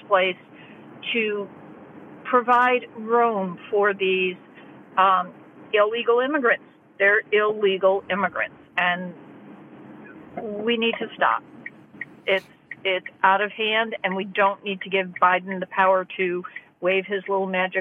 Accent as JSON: {"language": "English", "country": "United States", "tie": "born or raised there", "said": "I grew up near the northern border"}